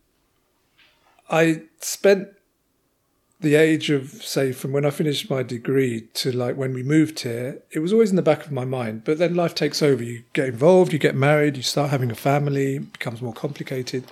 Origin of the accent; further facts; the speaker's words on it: England, United Kingdom; moved away as an adult; also born or lived in Limassol, Cyprus; now in Cyprus; I was born and bred in England